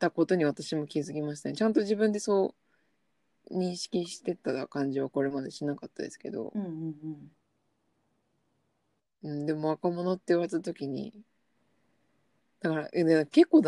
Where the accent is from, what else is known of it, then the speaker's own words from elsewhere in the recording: Tokyo, Japan; 私は出身が都内なの